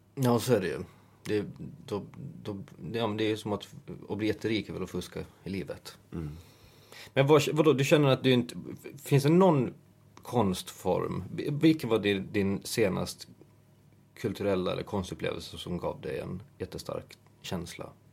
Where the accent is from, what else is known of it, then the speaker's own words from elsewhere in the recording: Åland Islands; moved away; när man är hemma på Åland